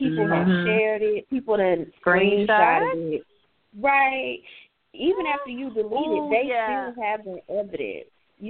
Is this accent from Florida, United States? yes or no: yes; Florida, United States; moved away; I'm from Florida